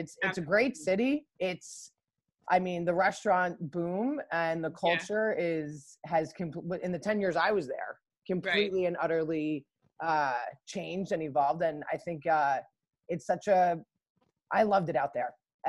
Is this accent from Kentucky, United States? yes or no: no; Port Washington, New York, United States; moved away as an adult; also born or lived in California; now in Connecticut, United States; I come from a really diverse town on Long Island in Port Washington, and really proud that my parents raised me in this town.